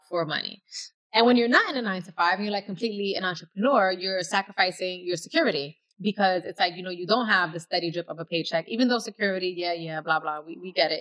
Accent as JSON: {"language": "English", "town": "New York City", "region": "New York", "country": "United States", "tie": "born or raised there", "said": "I'm from the East Bronx, I'm from Castle Hill, and I went to school in the South Bronx"}